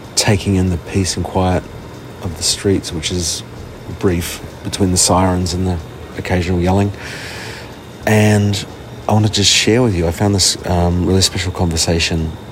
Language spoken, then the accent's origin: English; Australia; moved away; my home country in, in, Australia